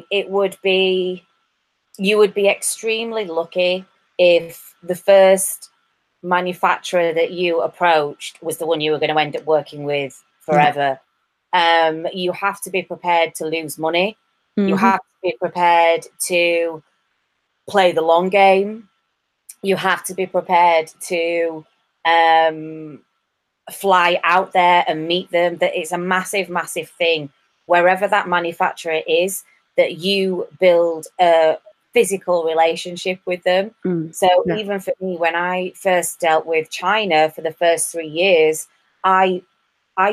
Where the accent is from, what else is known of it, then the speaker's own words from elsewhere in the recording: England, United Kingdom; moved away; also born or lived in Ireland; I'm English